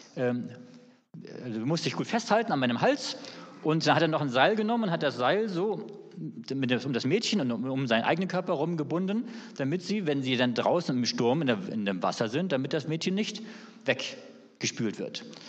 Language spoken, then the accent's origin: German; Northern Germany, Germany; now in Swabia, Germany; als Norddeutscher